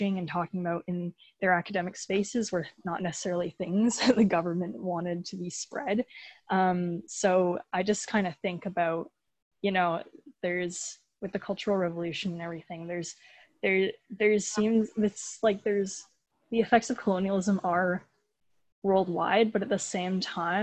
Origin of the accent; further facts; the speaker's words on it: Canada; my parents were born in Canada and I was born in Canada